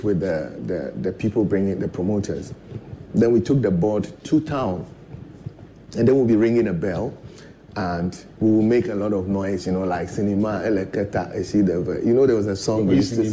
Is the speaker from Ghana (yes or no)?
yes; Keta, Volta, Ghana; I was born in Kitale, and incidentally, our house was next to a cinema house called Croydon